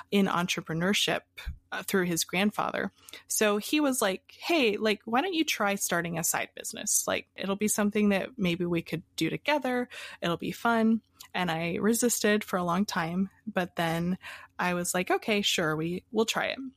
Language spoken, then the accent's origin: English; Pennsylvania, United States; also born or lived in Hawaii; Uh, so, I was born in Hawaii and uh, I moved around a lot as a kid. And finally, we ended up in Pennsylvania.